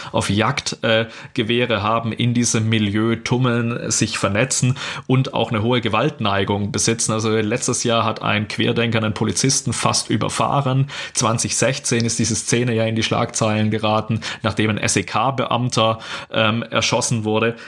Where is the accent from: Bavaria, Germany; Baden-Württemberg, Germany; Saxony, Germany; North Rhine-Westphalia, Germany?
Baden-Württemberg, Germany; ich komme aus Baden-Württemberg